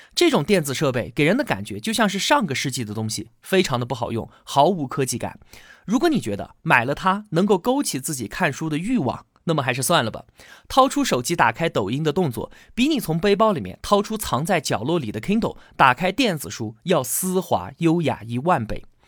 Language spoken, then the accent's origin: Chinese; China; 我们中国人的读写习惯